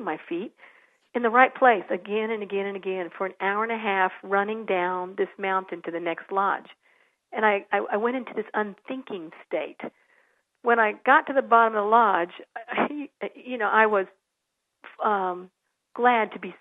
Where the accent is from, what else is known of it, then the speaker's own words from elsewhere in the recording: San Antonio, Texas, United States; I grew up in San Antonio